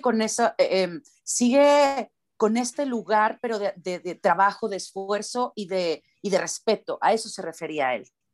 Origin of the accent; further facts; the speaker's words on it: Mexico; para nosotros en México, pues yo tengo que hablar como, como nací, ¿no? O sea, con el acento con el que nací